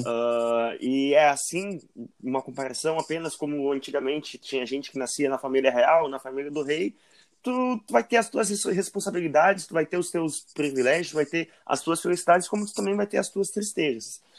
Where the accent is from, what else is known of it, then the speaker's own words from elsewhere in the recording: Porto Alegre, Rio Grande do Sul, Brazil; Eu sou aqui de Porto Alegre